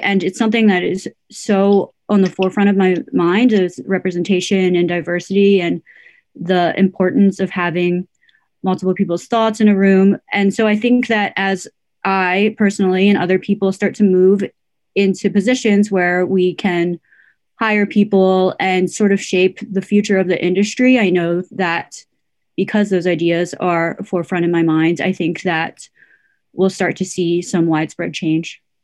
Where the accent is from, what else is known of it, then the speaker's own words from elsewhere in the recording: United States; I am Korean American